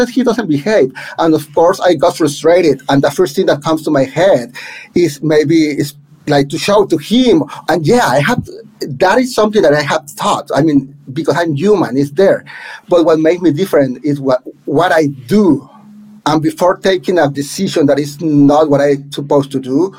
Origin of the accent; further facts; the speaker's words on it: Monterrey, Nuevo León, Mexico; first language Spanish; English is a second language; moved away as an adult; now in New York City, United States; in Monterrey, back in my hometown